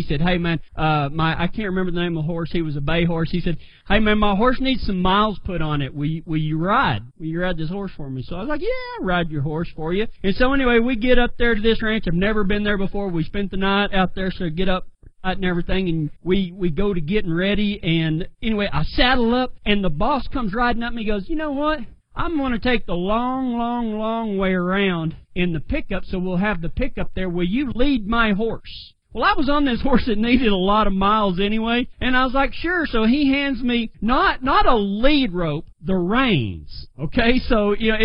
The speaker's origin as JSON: {"language": "English", "region": "West Texas", "country": "United States", "said": "I come from the Mesa country of West Texas"}